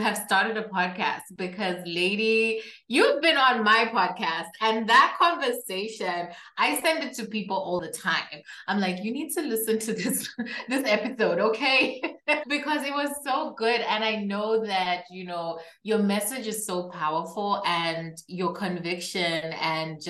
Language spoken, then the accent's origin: English; Zambia; also born or lived in Kabwe, Zambia; I am from Zambia, which is a country in Southern Central Africa.